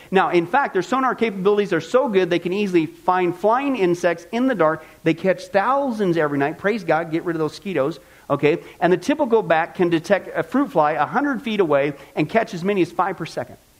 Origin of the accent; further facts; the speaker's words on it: Midwest, United States; I grew up in the Midwest